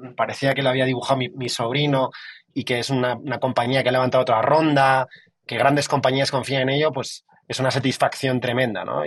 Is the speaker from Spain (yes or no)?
yes; Madrid, Community of Madrid, Spain; yo vengo, yo vengo de Madrid